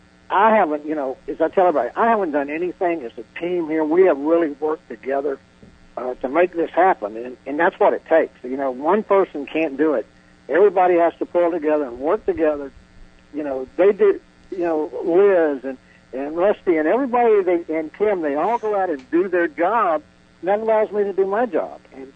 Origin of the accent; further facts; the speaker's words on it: Georgia, United States; also born or lived in Florida; We're from Georgia. I say it this way. I was born in Florida, but by the grace of God, I've turned into a Georgia boy. Lived there quite, you know, probably a large portion of my life. I've lived in Georgia. I went to school there.